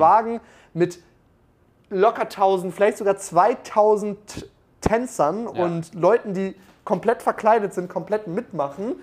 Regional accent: Munich, Bavaria, Germany; ich komme aus München

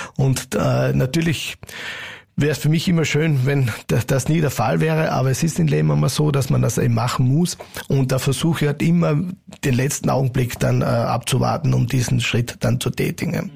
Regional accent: Carinthia, Austria; als alle Kärntner

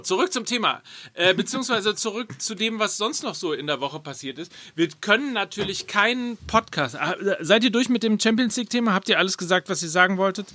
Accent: Hamburg, Germany; Ich als Hamburger

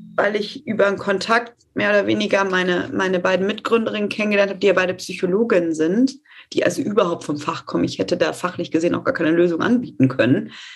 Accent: Detmold, North Rhine-Westphalia, Germany; ich komme tatsächlich aus Detmold und in meiner Heimat

